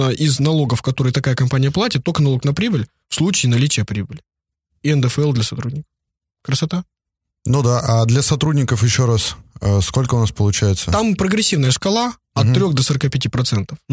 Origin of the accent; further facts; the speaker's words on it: Vladivostok, Primorsky Krai, Russia; Ну вот я вырос в Владивостоке, я бы, например, уже давно бы что-нибудь привез леворульное, там, с пробегом по Японии 10 тысяч километров.